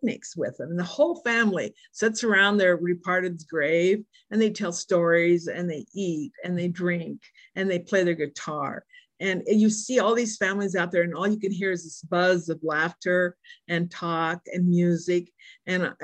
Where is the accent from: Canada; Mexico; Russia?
Mexico; Mexico City; now in United States; I'm an American citizen now, but I was born in Mexico City.